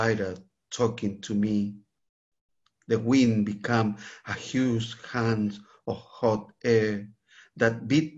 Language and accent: English; Santiago, Santiago Metropolitan Region, Chile; moved away; I grew up in Santiago, the capital of Chile.